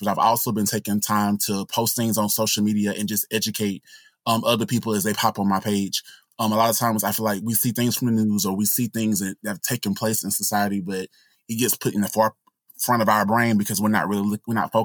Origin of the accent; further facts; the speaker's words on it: Anderson, South Carolina, United States; My hometown, Anderson